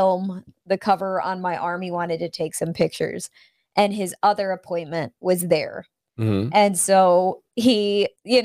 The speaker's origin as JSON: {"language": "English", "region": "North Carolina", "country": "United States", "said": "North Carolina"}